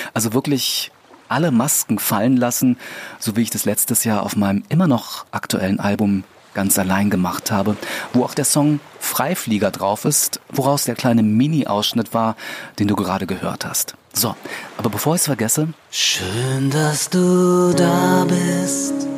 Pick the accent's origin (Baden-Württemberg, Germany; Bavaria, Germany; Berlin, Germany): Berlin, Germany; moved away as an adult; now in Brandenburg, Germany; in meinem Geburtsbezirk, Wilmersdorf